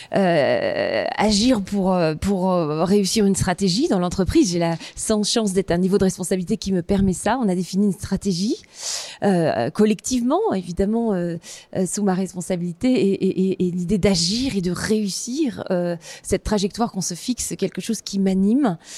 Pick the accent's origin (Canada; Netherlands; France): France; eastern France; j'ai grandi dans une petite ville euh, de province, hein, euh, dans l'est de la France